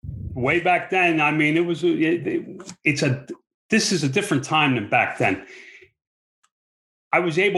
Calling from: Fort Mojave, Arizona, United States; I'm calling in from Fort Mojave, Arizona. It's the middle of the desert.

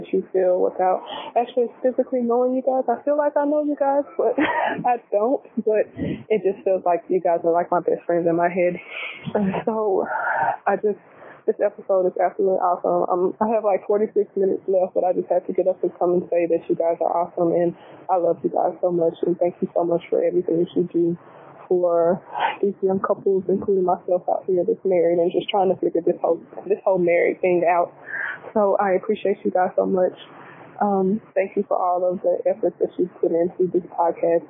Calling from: Little Rock, Arkansas, United States; I am calling from Little Rock, Arkansas

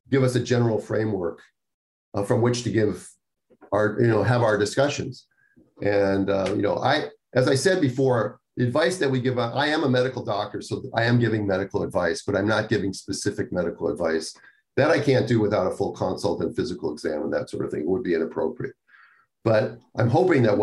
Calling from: Northern Ireland, United Kingdom; I'm listening from Northern Ireland. I'm currently 29 weeks 28 years old, 17 years type 1 diabetic

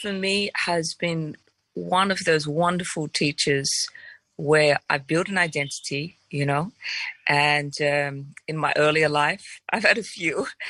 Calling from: Thailand; Today I'm tuning in from Thailand.

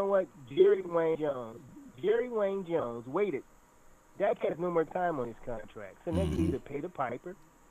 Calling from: Rio de Janeiro, Brazil; I'm calling from Brazil.

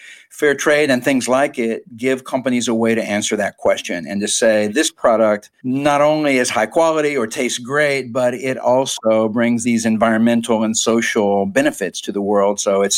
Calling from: United States; also born or lived in Nicaragua

